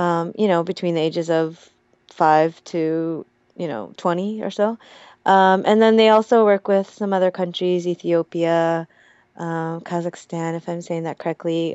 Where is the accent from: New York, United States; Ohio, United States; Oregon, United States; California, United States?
Oregon, United States; Portland; moved away as an adult; also born or lived in Hawaii / South Korea; now in Seoul, South Korea; I went to this really small um, Catholic elementary school in Northeast Portland